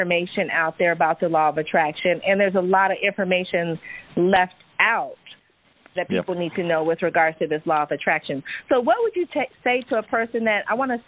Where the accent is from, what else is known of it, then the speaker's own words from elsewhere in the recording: Silicon Valley, California, United States; I'm a Silicon Valley product, was born in Stanford Hospital, grew up in the Silicon Valley